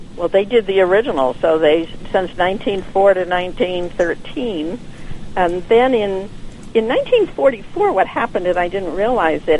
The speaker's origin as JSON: {"language": "English", "region": "Connecticut", "country": "United States", "moved": "yes", "lives_now": "Bar Harbor, United States", "said": "I'm from Connecticut"}